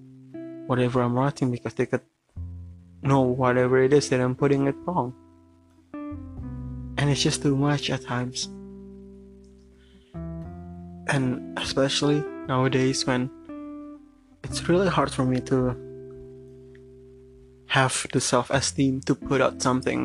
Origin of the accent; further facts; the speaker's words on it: Jakarta, Indonesia; English is a second language; I'm born and raised in Jakarta. Jakarta is my home, but I write in English, and it's not my first language